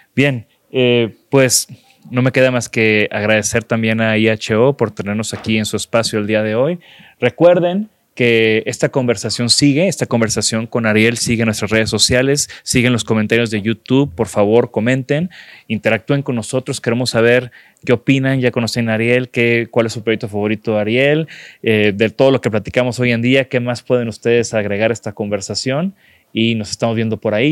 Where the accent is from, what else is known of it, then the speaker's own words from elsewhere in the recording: Mexico; como un mexicano que camina en las calles